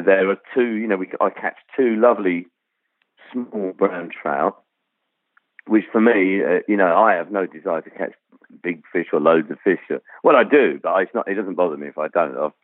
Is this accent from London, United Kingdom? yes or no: yes; London, United Kingdom; also born or lived in Rhondda Valley, Wales; I grew up in sort of suburban North London